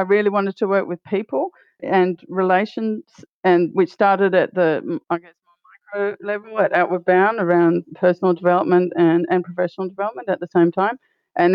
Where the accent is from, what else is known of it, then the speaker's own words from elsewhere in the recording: Australia; also born or lived in Costa Rica / Peru / Colombia; as an Australian